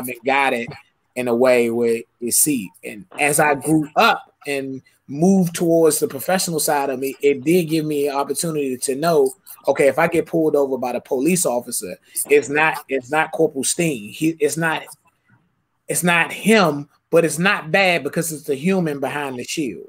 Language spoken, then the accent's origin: English; Suitland, Maryland, United States; I grew up in Suitland, you know what I'm saying? I grew up off of Swan Road and Silver Hill Road